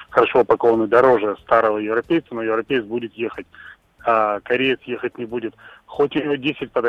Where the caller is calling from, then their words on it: Izhevsk, Udmurtia, Russia; я звоню из Ижевска.